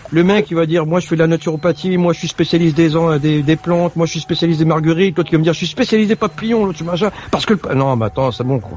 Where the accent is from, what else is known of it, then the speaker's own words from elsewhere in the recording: France; born there; moi, je suis né en France, donc j'ai pas connu ce que mon père a vécu et mes parents ont vécu.